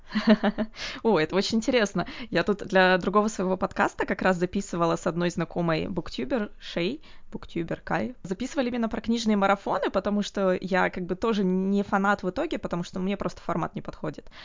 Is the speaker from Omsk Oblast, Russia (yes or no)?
yes; Omsk, Omsk Oblast, Russia; я из Омска